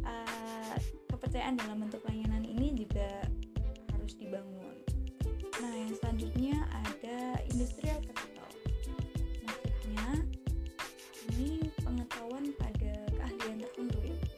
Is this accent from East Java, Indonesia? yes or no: yes; Kediri, East Java, Indonesia; kalau di kotaku di kota kediri kita memang ada seperti komunitas UMKM gitu